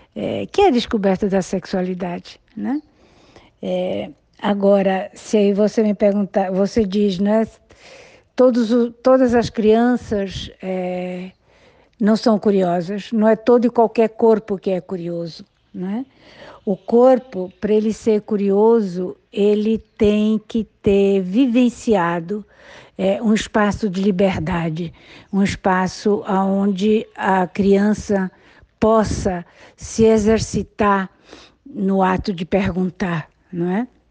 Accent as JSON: {"language": "Portuguese", "town": "Recife", "region": "Pernambuco", "country": "Brazil", "tie": "born or raised there", "said": "A minha infância foi toda no Recife"}